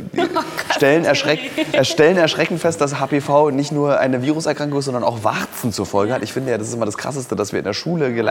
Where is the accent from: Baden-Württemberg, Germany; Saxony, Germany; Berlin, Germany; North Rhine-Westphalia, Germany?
Berlin, Germany; Es ist schon, also wir als Berliner